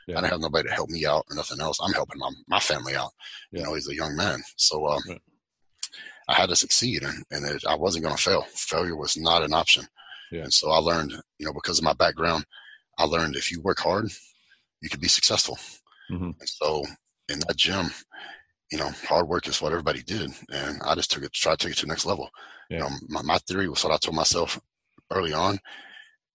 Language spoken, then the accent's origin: English; West Texas, United States; also born or lived in Fort Worth, Texas; I grew up in West Texas, right? And on a cattle ranch